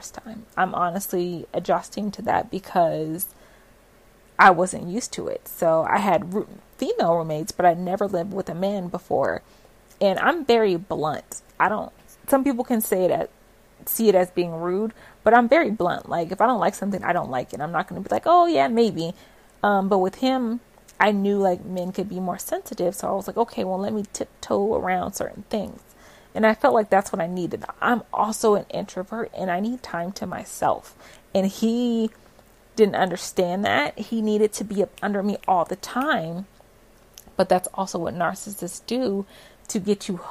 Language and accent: English; West Coast, United States; moved away as an adult; now in Florida, United States; we're both from the West Coast